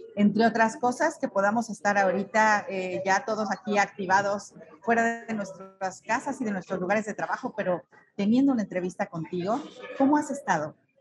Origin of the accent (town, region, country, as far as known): Mexico